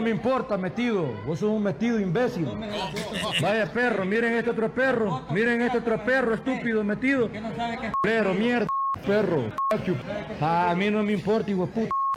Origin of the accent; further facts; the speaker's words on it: Metapán, Santa Ana, El Salvador; soy de Metapán